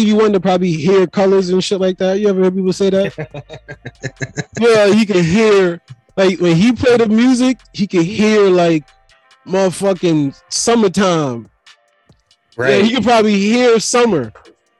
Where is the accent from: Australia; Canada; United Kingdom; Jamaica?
Jamaica; I'm Jamaican